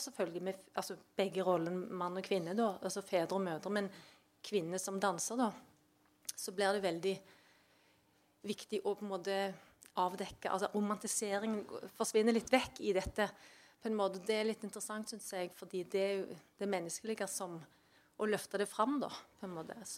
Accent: Valdres, Innlandet, Norway; jeg er fra Valdres.

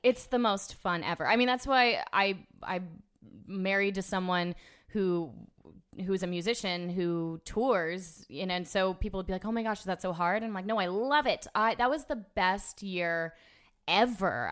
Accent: Orlando, Florida, United States; I grew up in Orlando

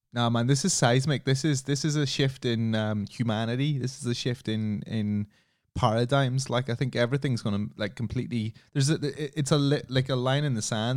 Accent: Ireland; I come from Ireland

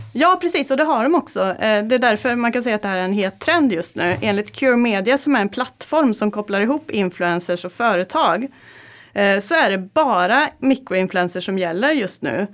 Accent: Karlstad, Värmland, Sweden; moved away; Jag kom från Karlstad och eh, i helgen så var jag hemma i Värmland

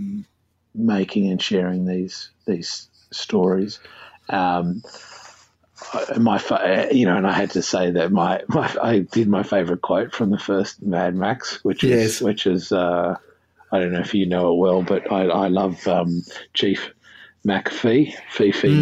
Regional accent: Australia; as an Australian

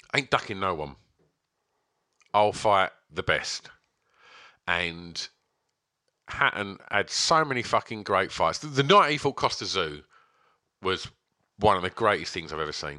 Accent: England, United Kingdom; I do like being English

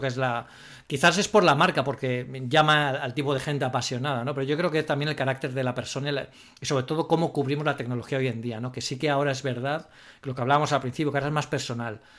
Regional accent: Spain; nosotros aquí en el, grupo que venimos de España

